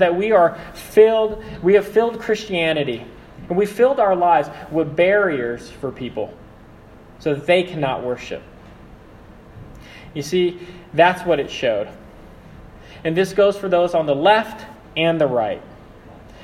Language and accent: English; Philippines; I'm Filipino.